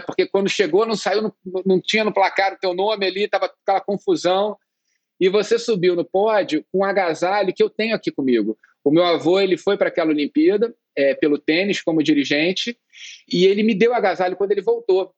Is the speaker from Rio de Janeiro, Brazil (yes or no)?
yes; Rio de Janeiro, Brazil; also born or lived in England / Berkeley, California; eu cheguei no, no Brasil com dois anos, né? Eu nasci na Inglaterra